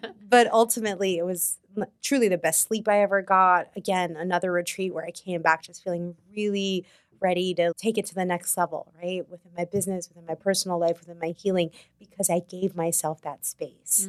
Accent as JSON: {"language": "English", "region": "New York", "country": "United States", "said": "as a New Yorker"}